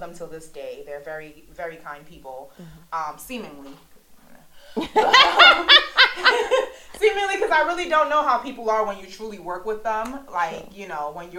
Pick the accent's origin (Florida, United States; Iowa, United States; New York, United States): New York, United States; Brooklyn; also born or lived in Queens; raised in the States and lived in Brooklyn, then moved to Queens when I was in middle school.